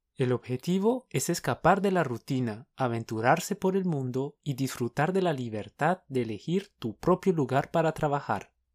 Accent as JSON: {"language": "Spanish", "country": "Colombia", "said": "somos dos profes colombianos"}